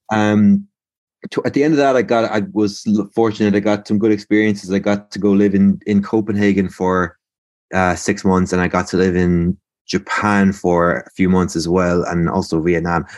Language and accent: English; Limerick, Munster, Ireland; I'm from Limerick, born and raised